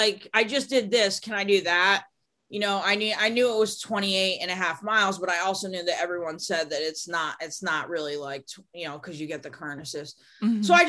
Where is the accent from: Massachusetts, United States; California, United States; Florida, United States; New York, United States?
New York, United States; New York City; born there; Manhattan was epic because I was born in New York City and I really wanted to do that swim for like my mom and my dad and my grandparents.